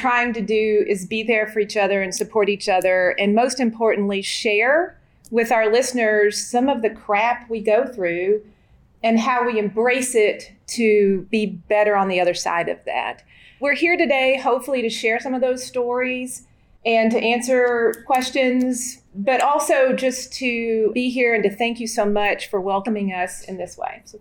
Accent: Kentucky, United States; So I grew up in Kentucky and went to college in Lexington, Kentucky, not University of Kentucky, but Transylvania University

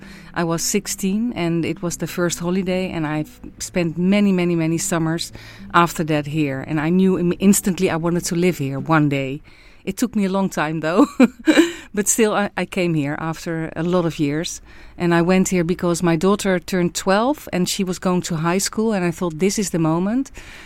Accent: Amsterdam, North Holland, Netherlands; English is a second language; now in Ibiza, Spain; Like me, I'm coming from Amsterdam, it's raining a lot.

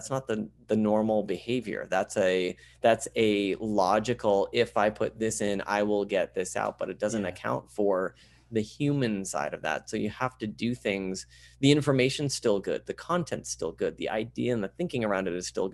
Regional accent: Vermont, United States; I grew up in Vermont. I was born in southern Vermont, and then we moved up to central Vermont.

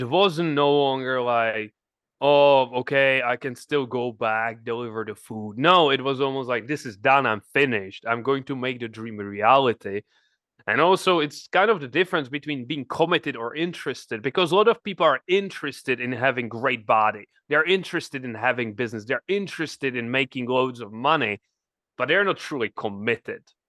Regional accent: Czechia; moved away; I'm from the Czech Republic, nobody's in, in my family entrepreneur

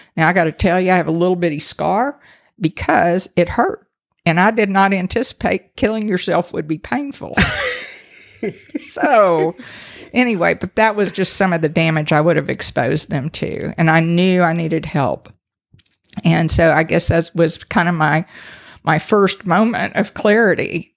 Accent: Brenham, Texas, United States; accent: Texas; also born or lived in Allen, Texas; I grew up in the home of the three Bs

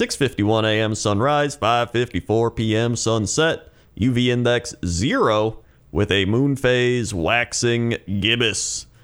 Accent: Curitiba, Paraná, Brazil; We have a weather request for Curitiba, Brazil. It's my hometown and capital city of the state of Paraná

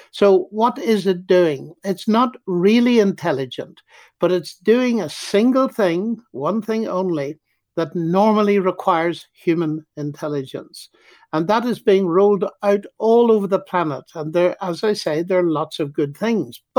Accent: Ireland; Well, I can't see round corners, even though I'm an Irishman.

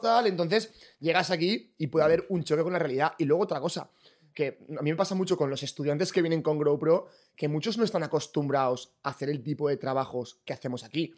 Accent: Valencia, Valencian Community, Spain; moved away as an adult; also born or lived in Sydney, Australia; soy de Valencia

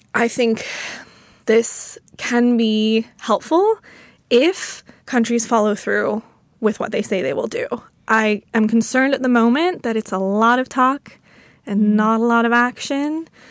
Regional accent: United States; I'm an American

